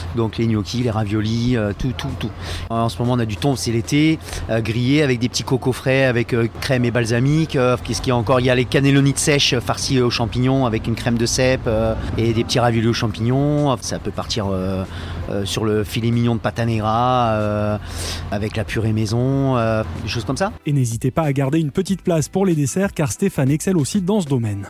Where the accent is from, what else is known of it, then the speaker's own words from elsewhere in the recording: Vendée, Pays de la Loire, France; moved away as an adult; also born or lived in Côte d'Azur; now in Nice, France; je suis vendéen